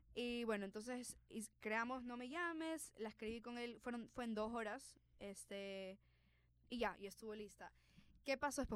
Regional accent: Ecuador; yo estoy en Ecuador, que soy latina, que tengo que aprender a abrazar lo que soy, o sea, exacto, mis raíces

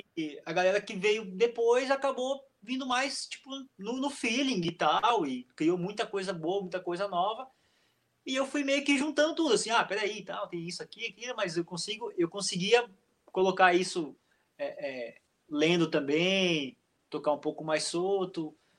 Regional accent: Fraiburgo, Santa Catarina, Brazil; also born or lived in Blumenau; eu nasci em Blumenau, é, só que eu fui morar em Freiburgo, lá no meio oeste catarinense, bem novo, assim.

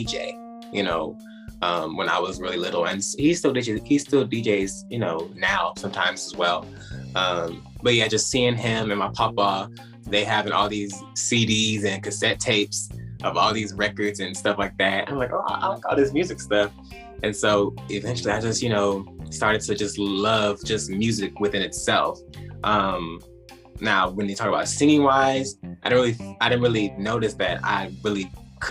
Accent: Houston, Texas, United States; accent: twang; I am from Houston, Texas

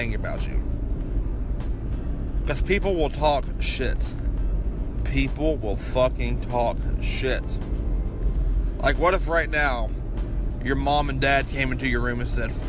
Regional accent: Kentucky, United States; my hometown in Kentucky

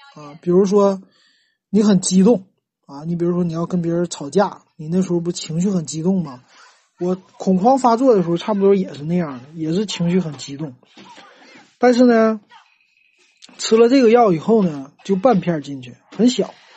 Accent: Northeast China, China; 咱们东北人

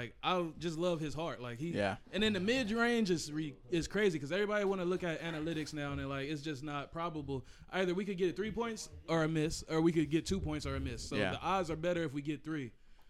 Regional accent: United States

